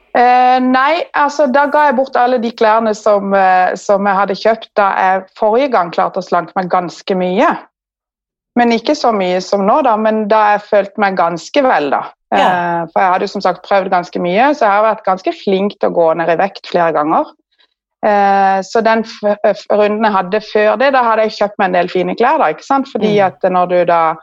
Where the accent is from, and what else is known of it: Kristiansand, Agder, Norway; moved away as an adult; now in Asker, Norway